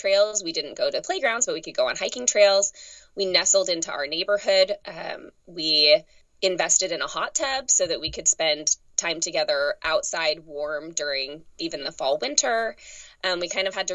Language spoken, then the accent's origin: English; Utah, United States; also born or lived in Texas; now in Richmond, United States; I grew up in Utah.